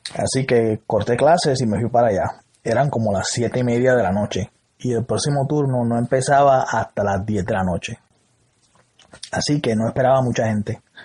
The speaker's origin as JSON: {"language": "Spanish", "town": "Salinas", "country": "Puerto Rico", "said": "Yo soy de Salinas"}